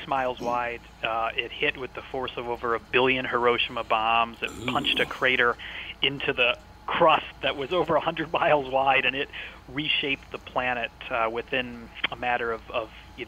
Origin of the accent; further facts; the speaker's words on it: Chicago, Illinois, United States; moved away as an adult; now in Edinburgh, United Kingdom; I'm from the Chicago area. That's where I grew up